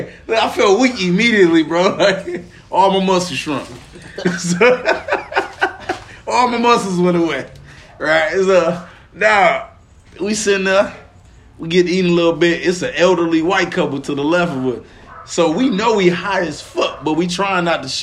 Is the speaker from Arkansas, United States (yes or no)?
yes; Pine Bluff, Arkansas, United States; moved away; we down in Pine Bluff, Arkansas, where I'm from, you feel me? Back in my birthplace